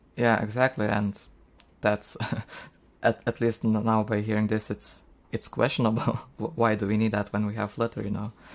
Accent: Lithuania; English is a second language; I'm from Lithuania

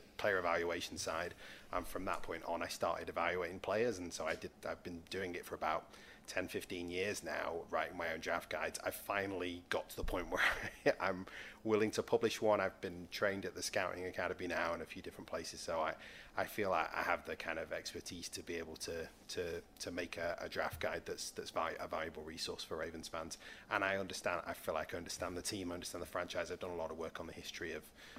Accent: Manchester, North West England, United Kingdom; the team I used to go and support a lot were the Manchester Giants, because I grew up in Manchester

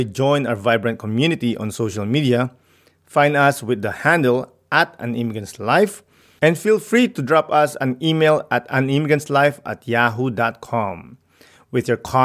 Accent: Philippines; moved away; I grew up in the Philippines

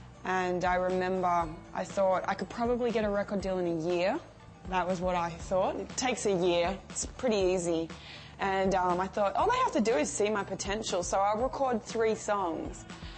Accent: Mullumbimby, New South Wales, Australia; I grew up in Australia in a place called Mullumbimby, and it's a small.

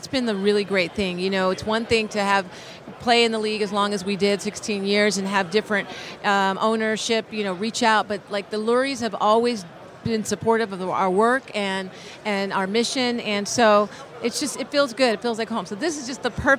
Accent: Philadelphia, Pennsylvania, United States; now in Los Angeles, United States; I'm from Philly, so I bleed Eagle Green

